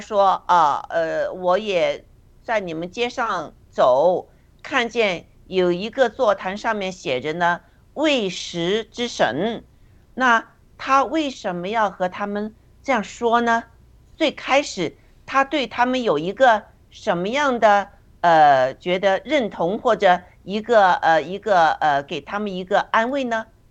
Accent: China; 也能来打破我们中国人的那些呃固有的哲学思想啊，我们的信信仰啊这些。

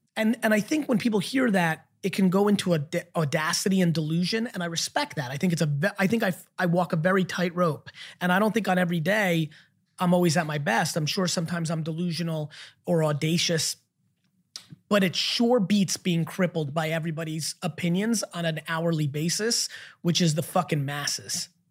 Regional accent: New Jersey, United States; I grew up in the East Coast in Jersey

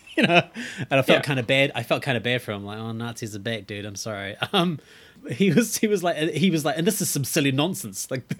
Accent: Fiji; I'm from Fiji

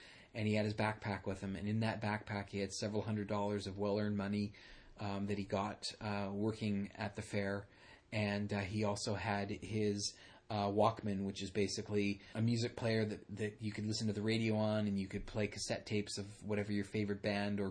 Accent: Burnaby, British Columbia, Canada; we grew up in Burnaby, I lived further east from your dad

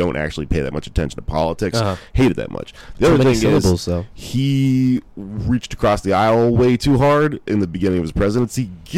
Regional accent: Texas, United States; I'm from Texas

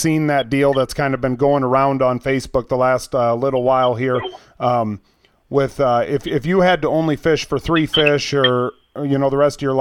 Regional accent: Rock Rapids, Iowa, United States; I'm from Rock Rapids

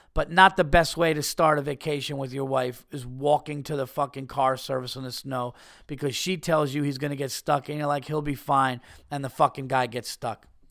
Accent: New York, United States; a New Yorker, an East Coast guy

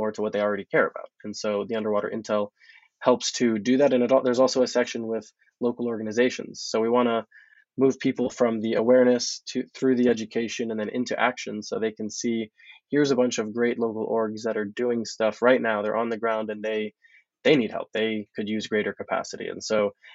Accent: Hollywood, Florida, United States; we'll be moving into Broward County, which is where I'm from originally. I'm from Hollywood, Florida, which is about 30 minutes north here of Miami-Dade.

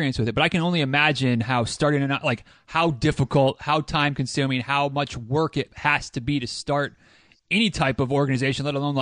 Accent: near Grand Rapids, Michigan, United States; moved away; that's kind of the closest major airport to my hometown

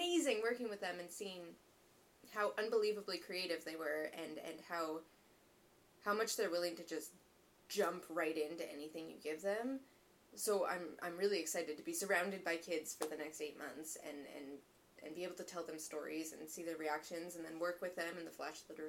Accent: Calgary, Alberta, Canada; moved away; I'm from Calgary, so I grew up right in the mountains, skiing all the time.

